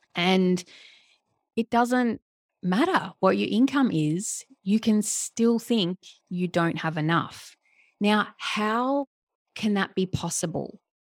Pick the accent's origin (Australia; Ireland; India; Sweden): Australia; Melbourne, Victoria; moved away; I, I'm from Melbourne.